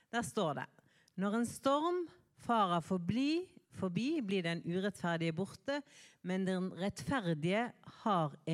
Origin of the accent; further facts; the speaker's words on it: Bergen, Vestland, Norway; moved away; Eh, og jeg kommer fra Bergen. Men nå er det sant jeg har bodd lengre vekke fra Bergen enn jeg har bodd eh, i Bergen. Så